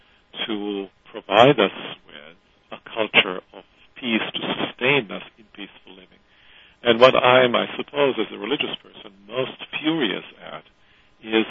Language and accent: English; Croatia; I come from Croatia